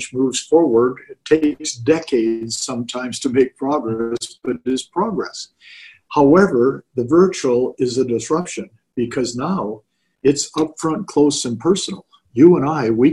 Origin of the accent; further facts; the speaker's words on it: Garden Grove, California, United States; growing up in Garden Grove, so what, you know, maybe an hour and a half, 2 hours from where you folks are living, and just north of where Peter and his company is, Garden Grove, California